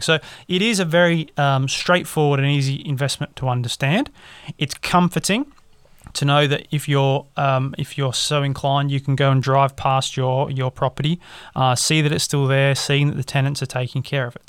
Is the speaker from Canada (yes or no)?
no; Australia; now in England; as an Australian